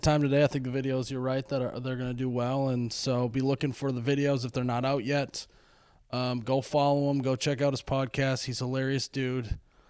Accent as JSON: {"language": "English", "region": "Midwest", "country": "United States", "tie": "born or raised there"}